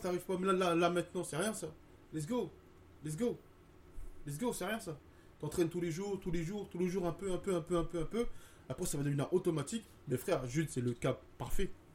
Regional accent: Côte d’Ivoire; Je disais, euh, Ivory Coast.

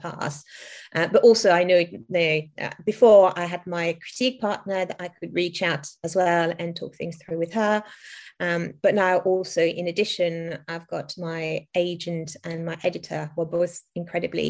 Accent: France; English is a second language; moved away; I was born and raised in France, primary school in France

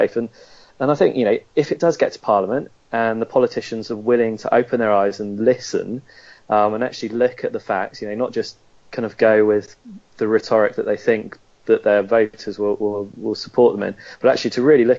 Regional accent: Bath, South West England, United Kingdom; now in London, United Kingdom; I grew up in Bath in the West Country

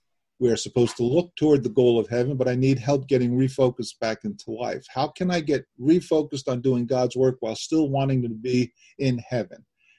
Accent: Honesdale, Pennsylvania, United States; from Honesdale, Pennsylvania

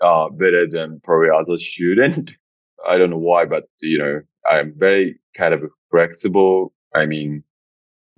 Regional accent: Kagawa, Japan; moved away as an adult; also born or lived in Vietnam; now in Bangkok, Thailand; I was growing up in my hometown, which is very countryside, nearby Osaka, called like Kagawa.

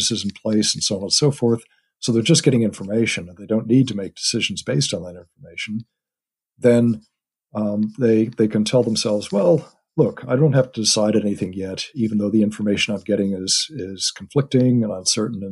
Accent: United States; moved away; My family is, as you can tell from my accent, over in the U.S.

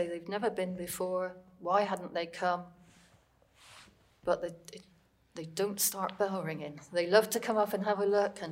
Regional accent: Coombe Park, South West England, United Kingdom; where I live in Coombe Park, that's where I was brought up and that's where I live now

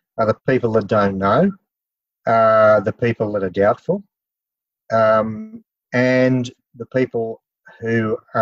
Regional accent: Grafton, New South Wales, Australia; Clarence River, I'm from Grafton

